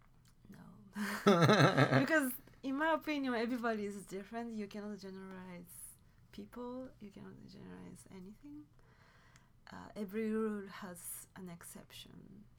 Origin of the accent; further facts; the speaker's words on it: Tokyo, Japan; born there; I was born in Tokyo.